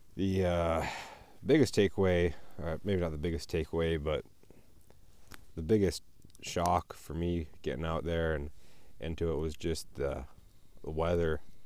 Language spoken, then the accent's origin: English; Colorado, United States; I'm up here from Colorado